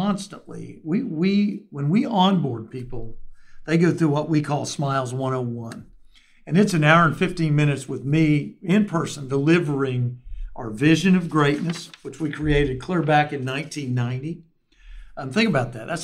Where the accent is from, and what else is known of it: Oklahoma, United States